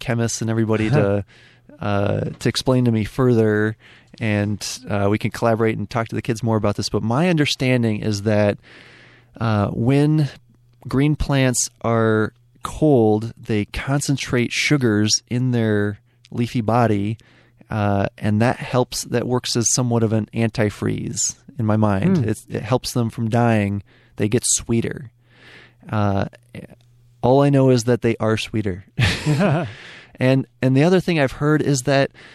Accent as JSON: {"language": "English", "town": "Ann Arbor", "region": "Michigan", "country": "United States", "tie": "born or raised there", "said": "I grew up in Ann Arbor"}